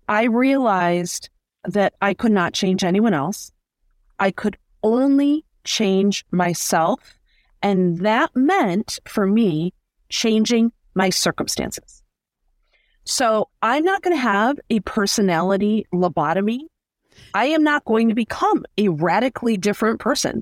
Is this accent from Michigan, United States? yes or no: yes; Detroit, Michigan, United States; I grew up here in the Metro Detroit area.